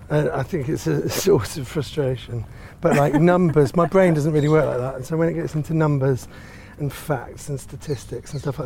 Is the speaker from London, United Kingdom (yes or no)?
yes; Finsbury Park, London, United Kingdom; I was born around here and I grew up in Finsbury Park. And we used to go to Finsbury Park and Clissold Park. We used to live in between both of them.